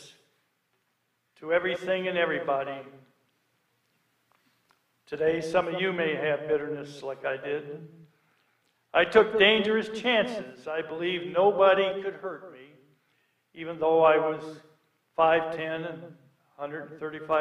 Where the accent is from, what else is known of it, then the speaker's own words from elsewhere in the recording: Illinois, United States; I was born in Illinois